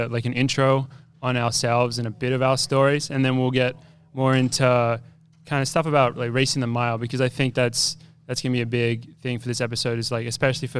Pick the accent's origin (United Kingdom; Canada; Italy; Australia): Australia; moved away as an adult; now in United States; I don't have much of an accent anymore, but I'm actually from Australia. But I came over to America in 2014, and I ran at the University of Wisconsin for 5 years.